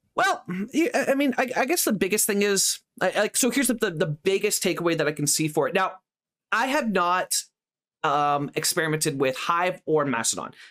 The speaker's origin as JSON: {"language": "English", "country": "Canada", "said": "I'm English speaking Canadian, not French speaking Canadian."}